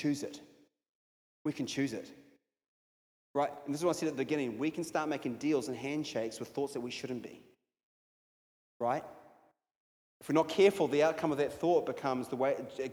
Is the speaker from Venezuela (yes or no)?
no; United States; now in New Zealand; I grew up in America, so I say Isaiah. Sometimes I remind myself it's Isaiah. I'm in New Zealand